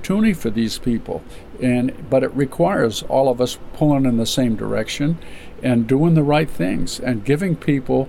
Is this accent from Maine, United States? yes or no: yes; Caribou, Maine, United States; I was born in Caribou